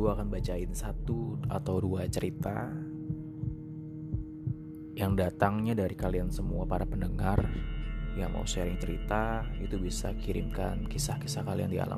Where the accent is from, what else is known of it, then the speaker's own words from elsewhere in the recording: Gunung Kidul, Special Region of Yogyakarta, Indonesia; ini kisah saya dari tanah Jawa tepatnya di daerah Yogyakarta Gunung Kidul Waktu itu saya masih berusia usia sekolah dasar bang dan saya masih tinggal di sana bersama kakek saya atau mbah ya.